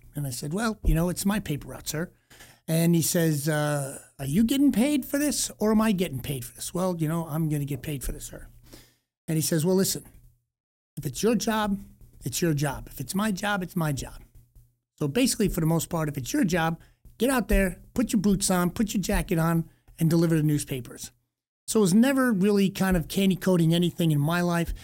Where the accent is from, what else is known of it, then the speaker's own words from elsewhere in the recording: East Coast, United States; growing up on the East Coast